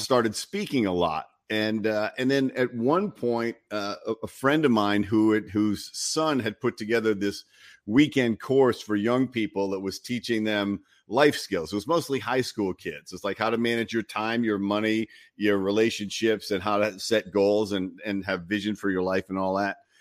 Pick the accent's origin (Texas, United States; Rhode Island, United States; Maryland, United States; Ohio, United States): Rhode Island, United States; moved away as an adult; also born or lived in Los Angeles; I grew up in Rhode Island in a small town